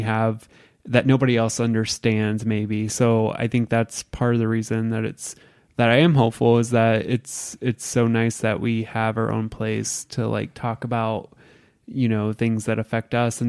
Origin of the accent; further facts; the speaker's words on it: Indiana, United States; And I grew up in a very small rural area in southern Indiana, so predominantly white community